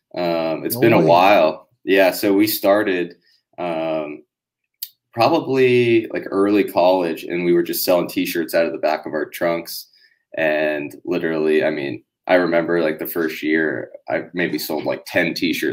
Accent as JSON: {"language": "English", "town": "Orlando", "region": "Florida", "country": "United States", "tie": "born or raised there", "said": "From Orlando, actually, in Florida. So that's where we all were born and raised"}